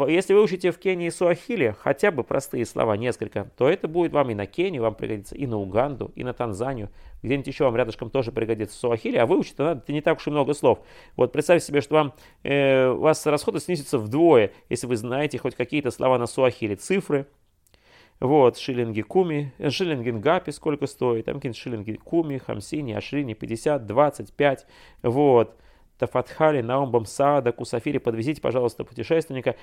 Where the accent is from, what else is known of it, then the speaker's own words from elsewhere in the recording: Russia; я, путешественник из России